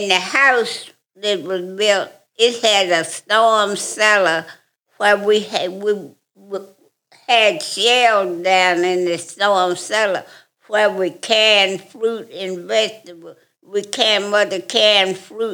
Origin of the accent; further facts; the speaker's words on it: Huntsville, Alabama, United States; I am from Huntsville, Alabama